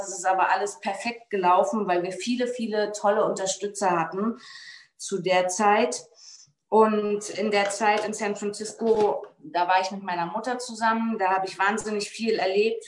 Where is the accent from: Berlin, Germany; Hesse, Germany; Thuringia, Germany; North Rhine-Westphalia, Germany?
Berlin, Germany; also born or lived in Bützow; Ich bin 1985 in Berlin in der Charité geboren